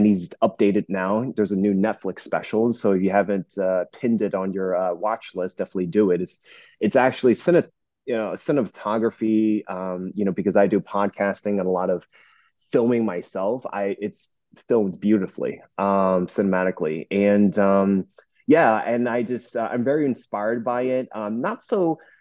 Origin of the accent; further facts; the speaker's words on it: Northeast New Jersey, United States; now in Orange County, United States; I'm originally from Northeast New Jersey. I'm practicing in Southern California, Orange County, where I am right now